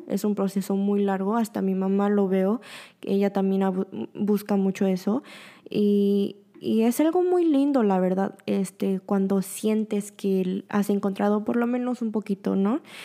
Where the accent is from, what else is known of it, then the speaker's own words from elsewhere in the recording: Mexico; moved away as an adult; also born or lived in Busan, South Korea; now in Seoul, South Korea; tengo muchísimo amor por México. Es donde me criaron, es donde aprendí todo